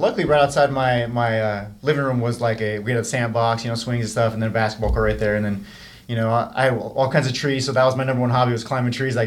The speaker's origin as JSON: {"language": "English", "town": "Simi Valley", "region": "California", "country": "United States", "tie": "born or raised there", "also_born_or_lived": "Los Angeles, California", "said": "growing up in Simi, I got in a lot of fights"}